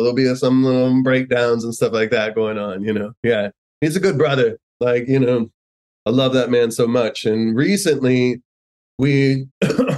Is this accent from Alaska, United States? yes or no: no; San Antonio, Texas, United States; We are brown from San Antonio. Like we are as you know, rooted in our Latino culture